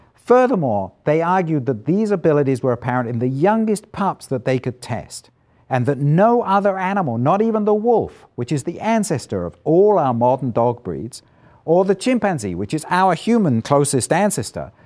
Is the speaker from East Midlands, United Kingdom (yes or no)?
no; Isle of Wight, South East England, United Kingdom; moved away as an adult; also born or lived in London / Edinburgh; I grew up on the Isle of Wight, an island about twenty-five miles long, fifteen miles wide, off the south coast of England.